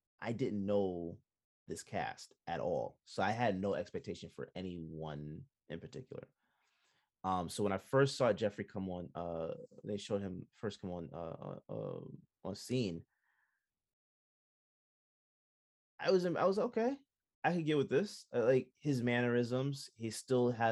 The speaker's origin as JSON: {"language": "English", "country": "Jamaica", "said": "I'm Jamaican"}